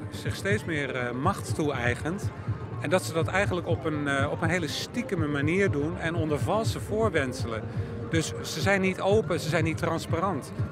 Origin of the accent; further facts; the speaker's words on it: Antwerp province, Flanders, Belgium; ik ben van België, van de provincie Antwerpen, eh, in het Brabant.